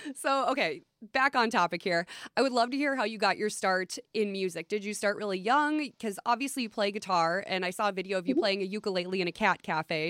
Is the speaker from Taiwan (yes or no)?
no; Minnesota, United States; I am from Flatland, Minnesota